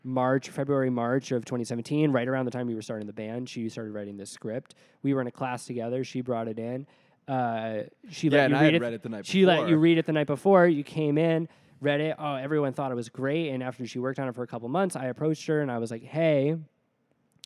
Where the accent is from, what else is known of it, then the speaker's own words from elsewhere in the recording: Connecticut, United States; I'm from Connecticut